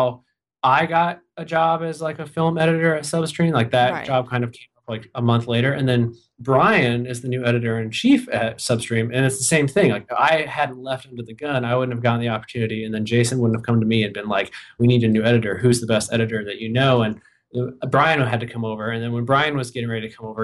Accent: Michigan, United States; moved away as an adult; also born or lived in Ohio / Boston, Massachusetts; now in Minneapolis, United States; I'm from Michigan. That's where I'm from Ohio originally. Moved to Michigan. I was like 9, right before I turned 10. And I went to college there.

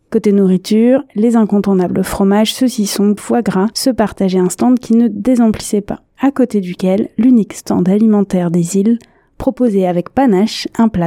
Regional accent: France; now in Canada; Je suis français et euh, mes enfants nés au Canada, mais elle allait en école francophone.

